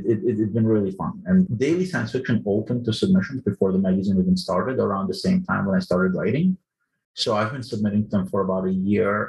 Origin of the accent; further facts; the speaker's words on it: Ukraine; English is a second language; now in United States; I was born in the Soviet Union, and I came to the United States as a refugee in 1991. Didn't speak a word of English